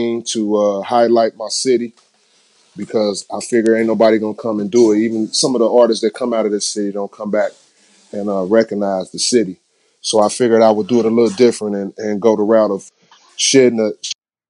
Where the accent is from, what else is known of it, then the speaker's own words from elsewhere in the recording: Cincinnati, Ohio, United States; My hometown, Cincinnati, Ohio, born and raised